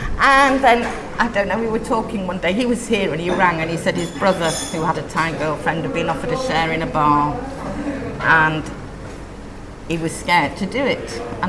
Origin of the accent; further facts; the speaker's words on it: Leeds, Yorkshire and the Humber, United Kingdom; Leeds, originally.